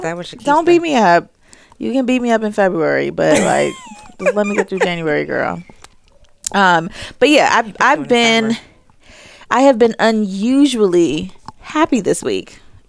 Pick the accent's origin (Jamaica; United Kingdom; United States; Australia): Jamaica; So I've told all of my bosses, I'm Jamaican, I've got like 6 jobs.